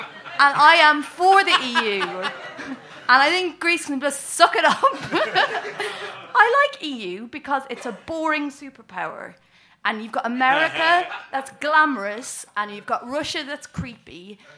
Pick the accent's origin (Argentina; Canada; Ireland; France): Ireland; We're Irish.